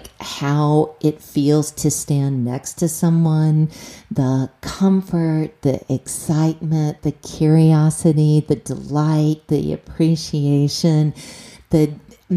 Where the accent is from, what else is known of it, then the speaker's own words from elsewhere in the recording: the South, United States; moved away; I grew up in the South